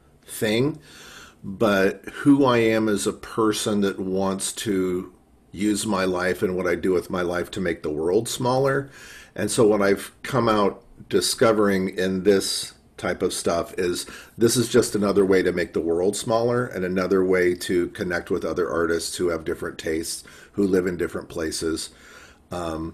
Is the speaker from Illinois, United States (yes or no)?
yes; Chicago, Illinois, United States; I'm from Chicago